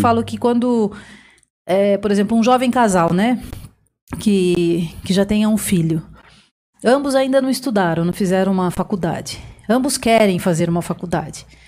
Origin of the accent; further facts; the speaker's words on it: Piedade, São Paulo, Brazil; moved away as an adult; now in Osasco, Brazil; Eu sou piedadense, quero mandar um abraço para os piedadenses que estão assistindo agora. Sou lá da região de Sorocaba